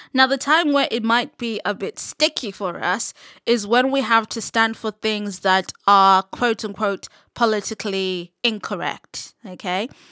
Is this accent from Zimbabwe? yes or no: yes; Zimbabwe; moved away; growing up in Zim, I was surrounded by a lot of S D As